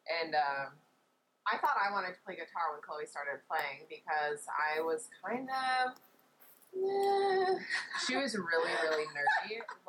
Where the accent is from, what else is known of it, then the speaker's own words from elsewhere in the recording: Minneapolis, Minnesota, United States; Well, we are sisters. I guess you can't tell because you can't see us. And we grew up in Minneapolis, Minnesota.